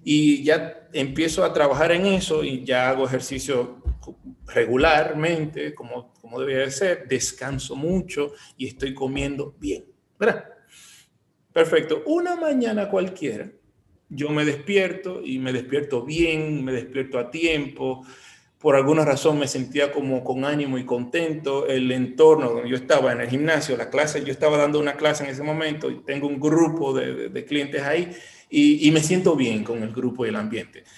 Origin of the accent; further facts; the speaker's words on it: Bonao, Monseñor Nouel, Dominican Republic; now in Santiago, Dominican Republic; En Bonao, yo vengo de Bonao, yo soy de Bonao